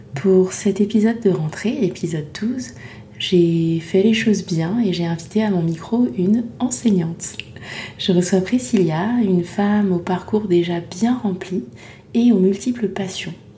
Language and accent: French; Côte d’Ivoire; moved away; also born or lived in Île-de-France; j'ai grandi euh, en Côte d'Ivoire